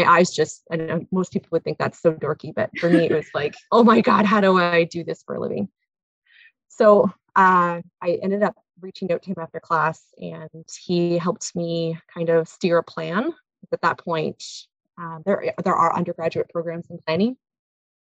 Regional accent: North Bay, Ontario, Canada; also born or lived in Kirkland Lake / Muskoka / Kingston; now in Callander, Canada; I am born and raised in North Bay.

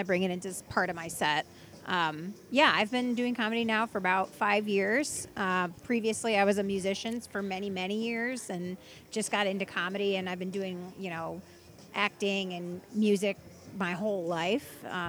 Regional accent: Ann Arbor, Michigan, United States; also born or lived in Argentina; I'm from Michigan, Ann Arbor, Michigan.

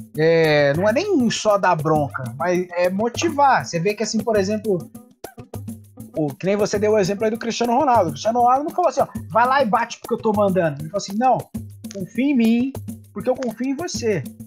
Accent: Brazil; Eu, eu como brasileiro

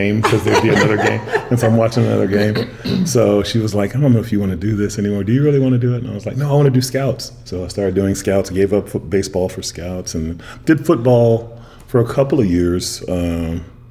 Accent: Austin, Texas, United States; also born or lived in College Station, Texas / Bryan, Texas; I was born in Austin, Texas at Bergstrom Air Force Base. My dad retired from the Air Force there in Austin

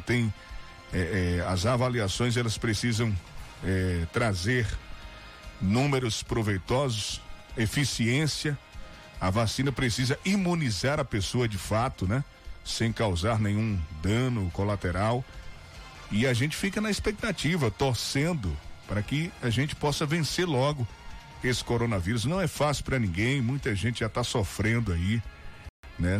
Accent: Northeast Region, Brazil; Nós somos é, é, nordestinos, fortes, trabalhadores

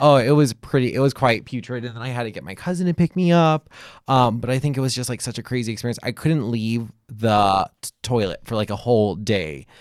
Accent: Hawaii, United States; I grew up in Hawaii

